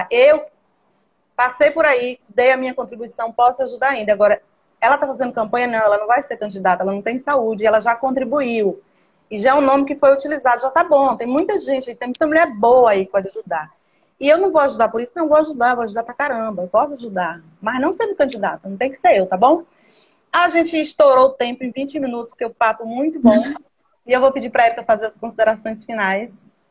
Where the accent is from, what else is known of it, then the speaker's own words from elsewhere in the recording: Juazeiro, Bahia, Brazil; eu sou de Jazeiro da Bahia